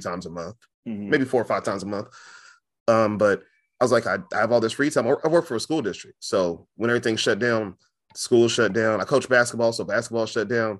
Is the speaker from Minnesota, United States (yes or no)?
no; Fresno, California, United States; I'm from Fresno, California